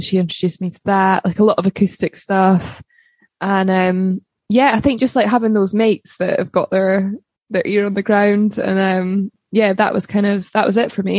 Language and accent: English; Livingston, Scotland, United Kingdom; also born or lived in Balerno, Scotland; I was brought up in Scotland originally in a place called Livingston